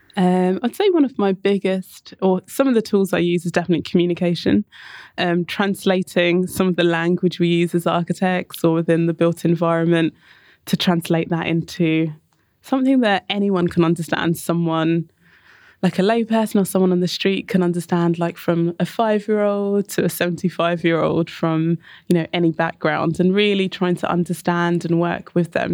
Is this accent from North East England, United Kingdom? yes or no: no; Enfield, London, United Kingdom; I grew up in Enfield, um, so very much on the outskirts of London, um, in North London